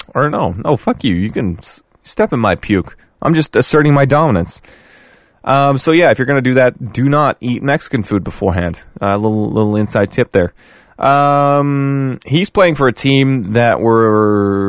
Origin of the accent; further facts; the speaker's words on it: Canada; we are Canadian.